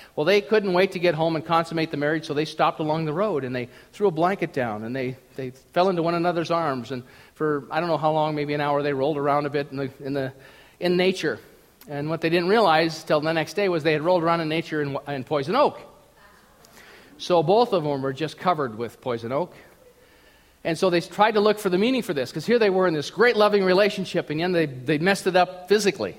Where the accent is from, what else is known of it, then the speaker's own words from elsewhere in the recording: Minnesota, United States; I grew up in Minnesota